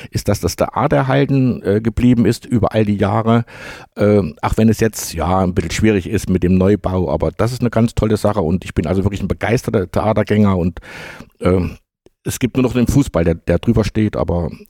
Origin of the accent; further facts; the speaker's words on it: Jena, Thuringia, Germany; habe gesagt, ja, ich komme aus Jena.